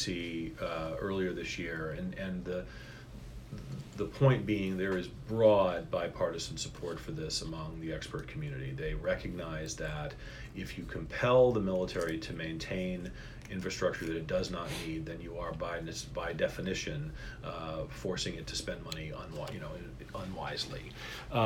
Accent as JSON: {"language": "English", "region": "Maine", "country": "United States", "tie": "born or raised there", "moved": "yes", "said": "I grew up in Maine. That's where I'm from."}